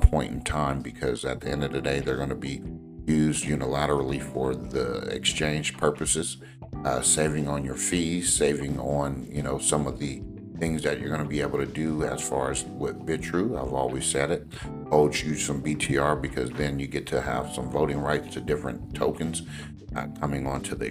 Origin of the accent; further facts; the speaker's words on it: Los Angeles, California, United States; I grew up and lived in the Los Angeles area